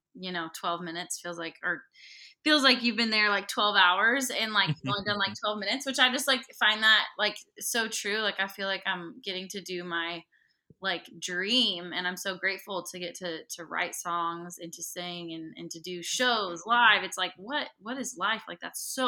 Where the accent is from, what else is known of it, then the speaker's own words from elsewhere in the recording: the Northwest, Pacific Northwest, United States; I'm from the Northwest, and I grew up on a farm with horses